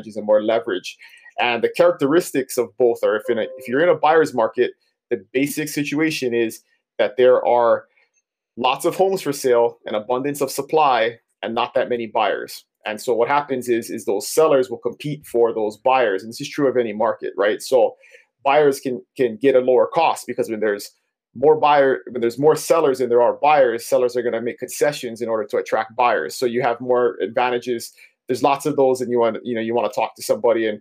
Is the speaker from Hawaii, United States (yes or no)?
yes; Big Island of Hawaii, United States; I was born and raised on the Big Island of Hawaii